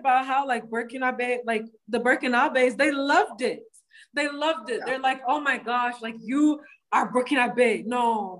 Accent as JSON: {"language": "English", "country": "United States", "tie": "born or raised there", "accent": "American", "said": "I was born and raised in America. Yes, I have an American accent"}